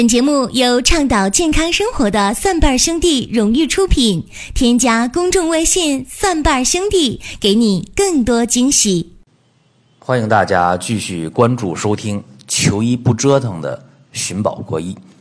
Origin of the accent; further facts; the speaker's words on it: China; 在我们中国人的这个口口相传当中